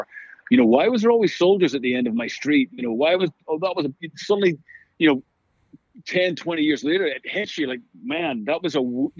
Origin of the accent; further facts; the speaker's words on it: Belfast, Northern Ireland, United Kingdom; moved away; We grew up in Belfast in the 70s and 80s with all the craziness going on.